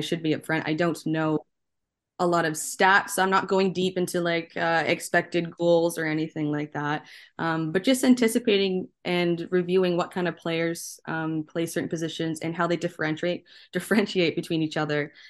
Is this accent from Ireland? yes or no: no; Canada; being Canadian, being born and raised here